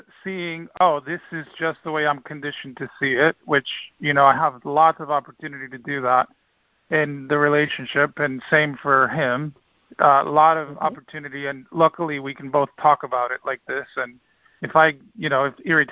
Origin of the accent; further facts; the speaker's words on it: Dominican Republic; now in United States; I grew up in the Dominican Republic, and it's a small island